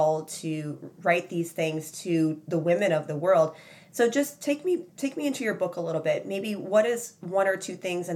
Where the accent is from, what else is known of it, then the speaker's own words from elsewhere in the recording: Chicago, Illinois, United States; When I grew up, I grew up in Chicago